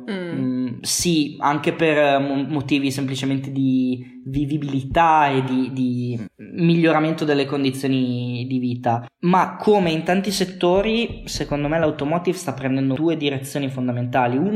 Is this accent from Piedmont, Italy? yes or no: yes; Piedmont, Italy; also born or lived in Luxembourg / Forlì / Berlin; now in Turin, Italy; io sono nato in Lussemburgo